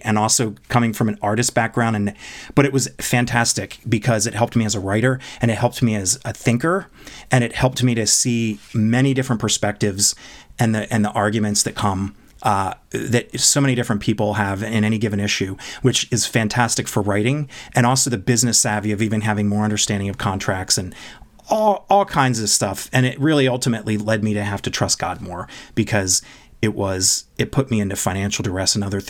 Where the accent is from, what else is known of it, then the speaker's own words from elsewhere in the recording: East Coast, United States; moved away as an adult; now in Los Angeles, United States; I am a basically Los Angelino now. I've been here for 22 years, but I was born and raised in the East Coast